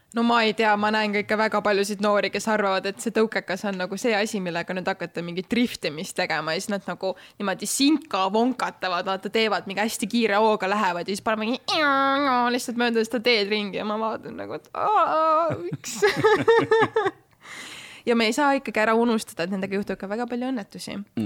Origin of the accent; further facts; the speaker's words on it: Tallinn, Harju County, Estonia; ma ikkagi sündisin Tallinnas ja ma kasvasin üles äh, majas, mis asus Tallinnast ühe kilomeetri kaugusel